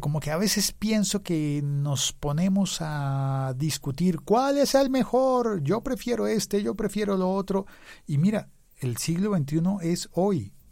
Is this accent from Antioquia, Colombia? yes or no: no; Bogotá, Colombia; yo estaba en Bogotá, Colombia